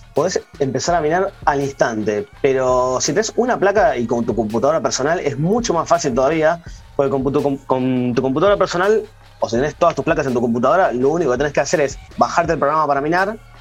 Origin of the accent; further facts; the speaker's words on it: Argentina; en Argentina, digamos, estamos un poquito cubiertos